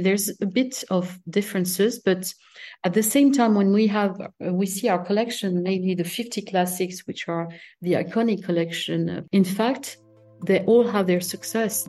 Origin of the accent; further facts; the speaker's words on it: south of France, France; English is a second language; also born or lived in Paris, France / Italy; I was raised in Mediterranean countries, south of France